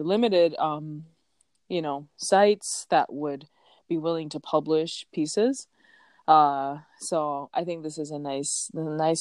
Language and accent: English; Chicago, Illinois, United States; moved away; I'm born and raised in Chicago, the best city in the world